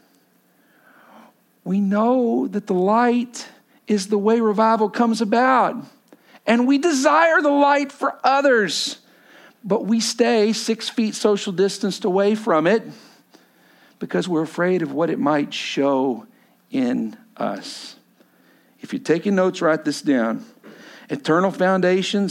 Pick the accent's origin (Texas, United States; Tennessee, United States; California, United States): Texas, United States; I come from Texas